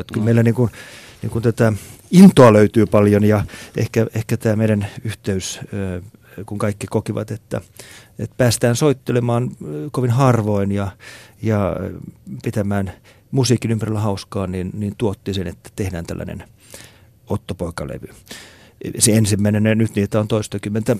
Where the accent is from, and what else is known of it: Finland